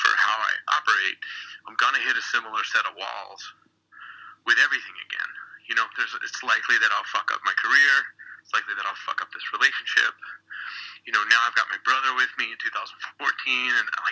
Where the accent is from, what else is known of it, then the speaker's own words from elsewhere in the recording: Philadelphia, Pennsylvania, United States; I'm from Philly